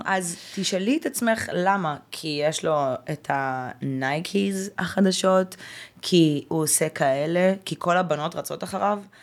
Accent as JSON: {"language": "Hebrew", "town": "Haifa", "region": "Haifa District", "country": "Israel", "tie": "born or raised there", "also_born_or_lived": "Ukraine", "moved": "as an adult", "said": "אני גדלתי בקריית חיים, זה לא פריפריה, אבל זה לא אה, תל לא אביב."}